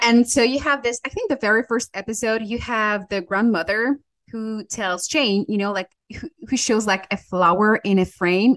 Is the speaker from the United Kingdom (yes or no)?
no; France; now in Switzerland; I was born in France